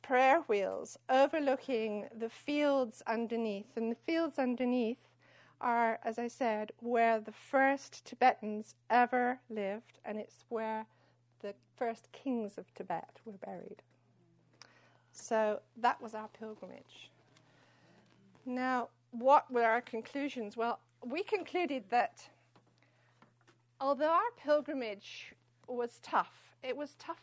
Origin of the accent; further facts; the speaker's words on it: San Francisco, California, United States; San Francisco